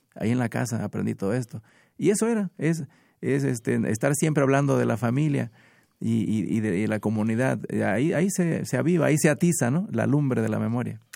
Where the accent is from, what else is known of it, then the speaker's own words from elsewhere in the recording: Minatitlán, Veracruz, Mexico; vengo de Minatitlán